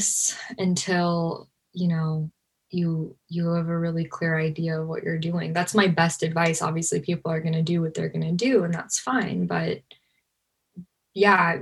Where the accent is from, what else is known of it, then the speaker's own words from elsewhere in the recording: Los Angeles, California, United States; I grew up in Hollywood